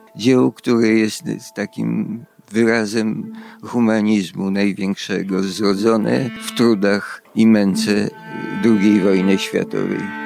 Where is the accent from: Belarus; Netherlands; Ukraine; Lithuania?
Lithuania; Vilnius, Vilnius County; now in Kraków, Poland; pochodzę z Wilna, jeszcze zdążyłem się urodzić